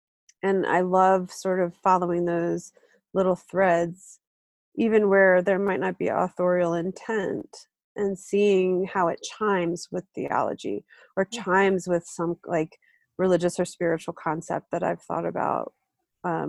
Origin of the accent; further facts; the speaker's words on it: Deep South, United States; I'm Southern, I grew up in the South, in the Deep South